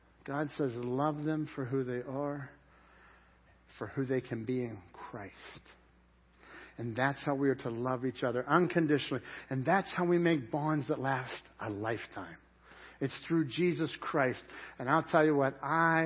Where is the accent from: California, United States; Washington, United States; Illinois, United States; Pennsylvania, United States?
Pennsylvania, United States; Dormont; I grew up in Dormont